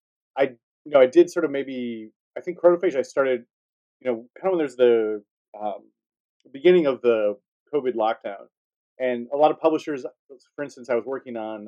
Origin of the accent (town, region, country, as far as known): Wisconsin, United States; now in Chicago, United States